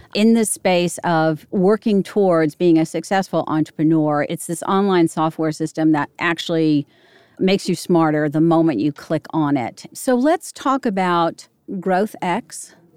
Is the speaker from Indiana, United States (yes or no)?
no; Arlington, Virginia, United States; now in Nashville, United States; I grew up in Arlington